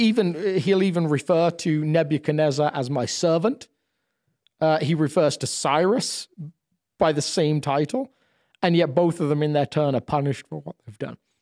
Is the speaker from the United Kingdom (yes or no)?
yes; United Kingdom; moved away as an adult; now in United States; as a British person